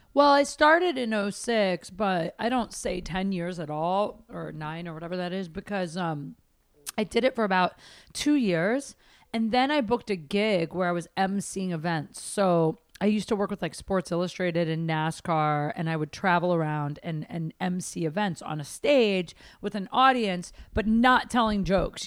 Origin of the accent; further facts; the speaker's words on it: Midwest, United States; I'm from the Midwest.